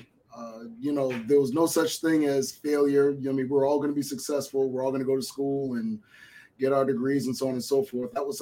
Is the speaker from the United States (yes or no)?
yes; Boston, Massachusetts, United States; also born or lived in Miami, Florida; I was born in Miami, Florida, and I was raised in Boston, Massachusetts, where I spent most of my adult life.